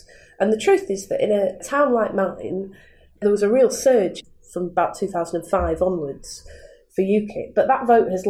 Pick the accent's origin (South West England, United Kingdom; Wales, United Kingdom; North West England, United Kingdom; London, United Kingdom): North West England, United Kingdom; Manchester; I was born in Manchester in 1979, near Thatcher came to power. And when I was born, Manchester was much older than the surrounding towns like Wigan, Bury, Bolton, because the industry was in towns.